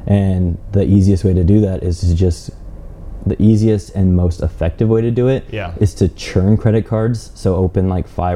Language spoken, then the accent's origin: English; Omaha, Nebraska, United States; I'm from Omaha